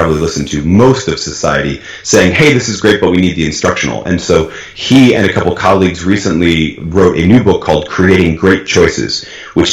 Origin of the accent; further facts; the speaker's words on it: New England, United States; now in Oklahoma, United States; I grew up in New England, which is a very, very democratic, very liberal, very blue, as we like to say, part of the United States. And now I live in Oklahoma